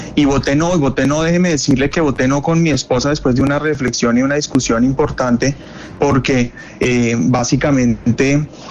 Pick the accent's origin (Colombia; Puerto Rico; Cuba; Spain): Colombia; also born or lived in Boston; como colombiano